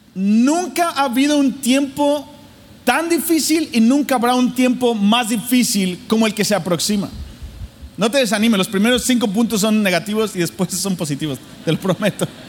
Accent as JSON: {"language": "Spanish", "region": "Mexico City", "country": "Mexico", "tie": "born or raised there", "said": "la Ciudad de México donde yo nací. Yo nací en el, en el cepo, así, súper difícil mi ciudad en México, Distrito Federal"}